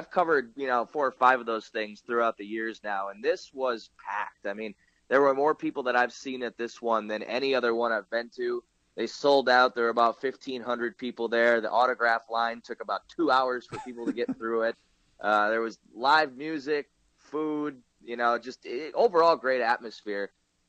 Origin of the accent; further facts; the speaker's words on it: Green Bay, Wisconsin, United States; I grew up near Green Bay, so I know how, kind of unique that city is as an NFL city